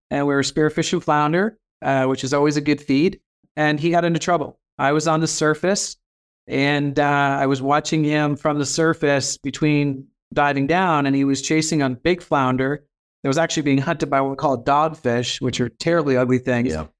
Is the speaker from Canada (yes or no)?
yes; Halifax, Nova Scotia, Canada; also born or lived in New Brunswick; So I grew up in the Maritimes. I was born in New Brunswick